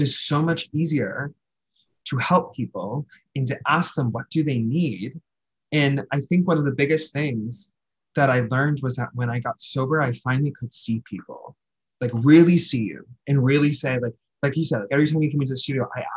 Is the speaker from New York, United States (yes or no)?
yes; New York City, New York, United States; I'm a New Yorker